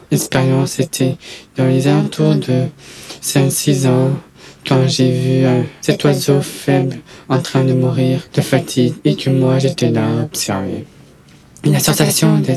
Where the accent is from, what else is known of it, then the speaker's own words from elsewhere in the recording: Toulouse, Occitania, France; born there; Je suis français, je mesure 1m88, 104 kg. Je suis né à Toulouse, dans le Mirail